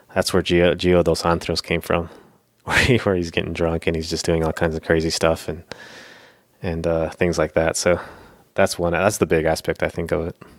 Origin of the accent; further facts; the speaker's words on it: Florida, United States; the place where I grew up in Florida was sort of like a hick town